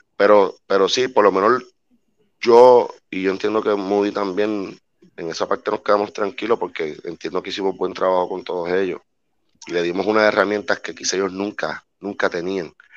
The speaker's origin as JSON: {"language": "Spanish", "country": "Puerto Rico", "said": "nosotros somos una isla de 100 por 35"}